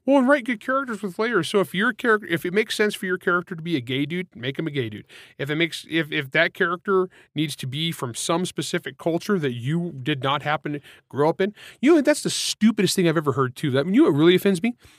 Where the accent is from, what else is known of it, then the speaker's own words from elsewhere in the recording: United States; I'm from Grapes of Wrath land